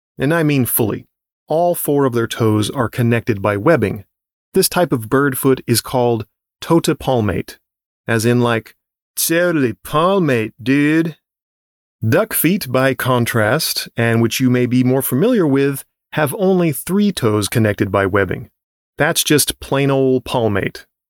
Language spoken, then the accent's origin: English; Southern California, United States; As a kid growing up in Southern California